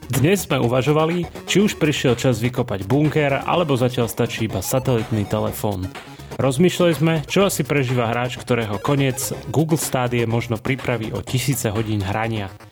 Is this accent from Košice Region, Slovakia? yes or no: no; Banská Bystrica, Banská Bystrica Region, Slovakia; moved away; som z Bystrice